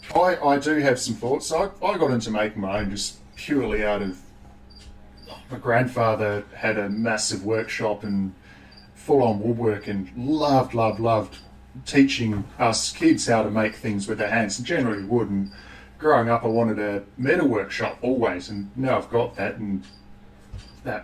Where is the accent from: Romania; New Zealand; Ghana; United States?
New Zealand; growing up in New Zealand, uh, child of the 80s